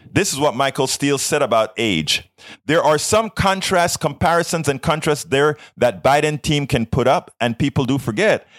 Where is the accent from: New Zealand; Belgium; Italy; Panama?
Panama; now in United States; I am from South America. I'm from Panama. I am a legal uh, re- legal naturalized citizen of the United States of America